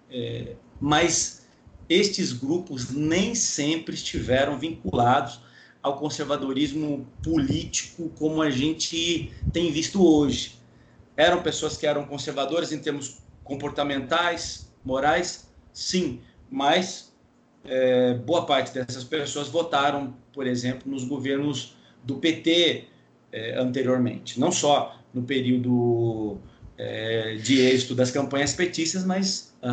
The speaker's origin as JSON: {"language": "Portuguese", "region": "Minas Gerais", "country": "Brazil", "said": "Eu sou mineiro, palmeirense, bacharel em Direito, mestre em Ciência da Religião e doutorando em Sociologia é, pela UFSCar."}